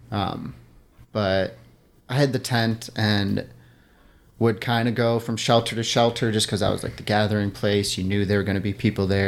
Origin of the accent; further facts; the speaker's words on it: outside Milwaukee, Wisconsin, United States; moved away; I grew up in Wisconsin, outside Milwaukee